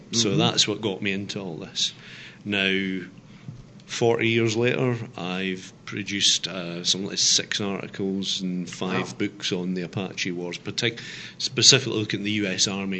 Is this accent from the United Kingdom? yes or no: yes; Scotland, United Kingdom; The accent might give that away. I'm originally Scottish. My mum's from Yorkshire, but I am Scottish.